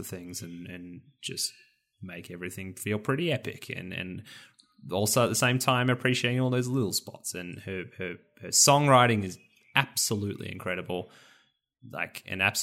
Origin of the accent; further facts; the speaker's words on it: Rosebud, Victoria, Australia; my home, or one of my hometown, or near my hometown, Rosebud